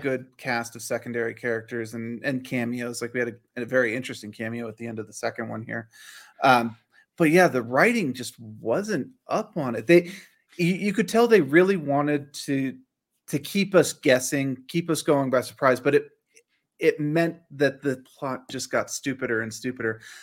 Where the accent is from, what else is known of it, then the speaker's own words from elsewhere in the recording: Northern Virginia, United States; I grew up in Northern Virginia